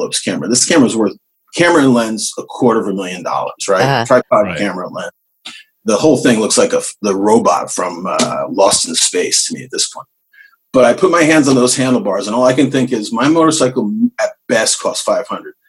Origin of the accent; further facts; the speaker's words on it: Northern New Jersey, United States; moved away as an adult; also born or lived in Florida; Born and raised in New Jersey. Northern New Jersey, and went to school at Montclair State